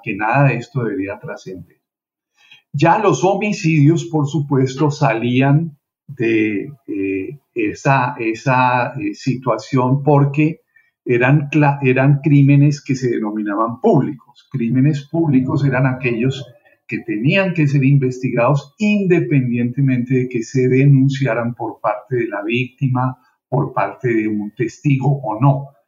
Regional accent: Colombia; moved away as an adult; now in Miami, United States; yo soy eh, colombiano, vine a Estados Unidos a hacer estudios de posgrado

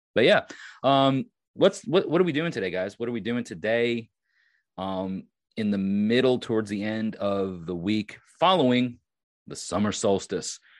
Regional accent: Long Island, New York, United States; I am from Long Island

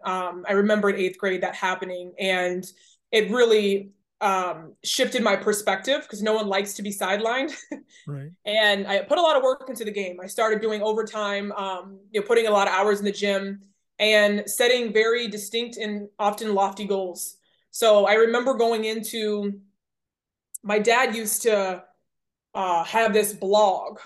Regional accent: Rockledge, Florida, United States; I was born in Rockledge, Florida

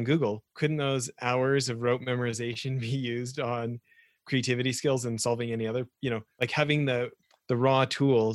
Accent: Western Canada, Canada; moved away; I grew up in Western Canada

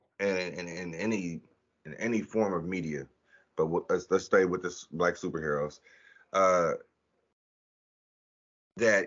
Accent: United States; as a black man growing up in America

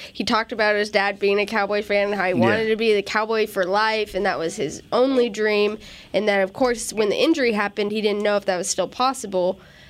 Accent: New Mexico, United States; New Mexico.

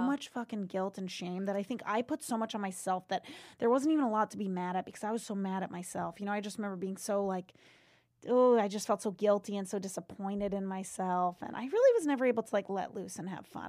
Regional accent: Seekonk, Massachusetts, United States; I grew up in Seekonk, Mass, right outside of Providence, Rhode

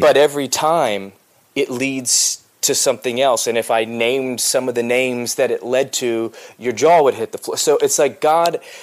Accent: outside of Philadelphia, Pennsylvania, United States; moved away as an adult; also born or lived in Los Angeles, United States / the South, United States; I was born outside of Philadelphia and raised there

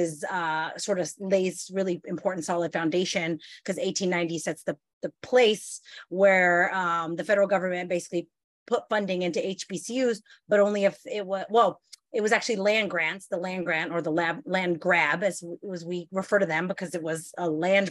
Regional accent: Simi Valley, California, United States; moved away as an adult; also born or lived in Maryland; now in Pittsburgh, United States; I actually was born and raised in Ventura, California, Ventura County, California, actually Simi Valley, California.

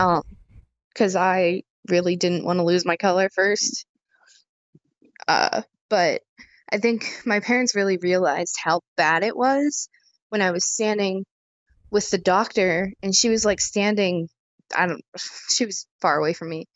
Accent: Indiana, United States; from Indiana.

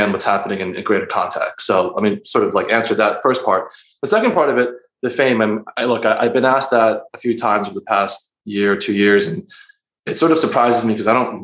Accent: Philadelphia, Pennsylvania, United States; moved away as an adult; also born or lived in Queens, New York; now in New York, United States; I was born and raised in Philadelphia

